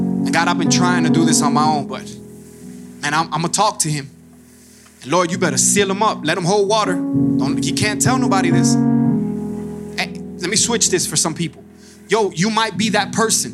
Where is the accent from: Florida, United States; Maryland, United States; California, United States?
Florida, United States; Miami; moved away as an adult; now in Georgia, United States; originally we're from Miami, Florida. We've been here about 6 years now